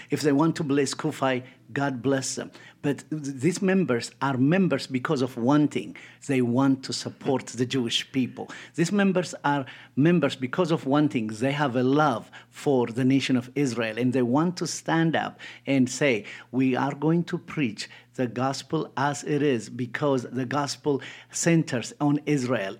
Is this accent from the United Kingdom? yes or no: no; Ethiopia; moved away; I grew up in Ethiopia, born and raised